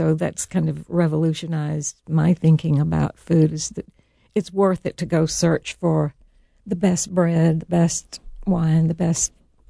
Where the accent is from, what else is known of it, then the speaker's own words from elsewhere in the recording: the South, United States; now in Italy; And I grew up in the South, so it's wonderful to cook in both places.